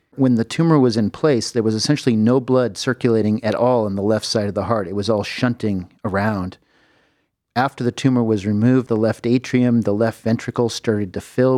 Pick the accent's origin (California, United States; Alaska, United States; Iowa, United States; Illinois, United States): California, United States; Southern; moved away as an adult; also born or lived in San Francisco, United States / Houston, Texas, United States; now in Cleveland, United States; I grew up in Southern California